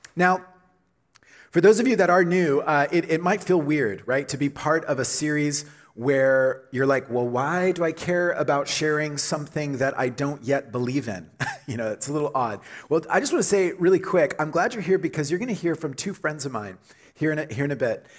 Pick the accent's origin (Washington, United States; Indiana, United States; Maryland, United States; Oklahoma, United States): Oklahoma, United States; moved away as an adult; now in Canada; I'm from Oklahoma. And, uh, and so I came to Canada in the late 90s to go to school at Trinity Western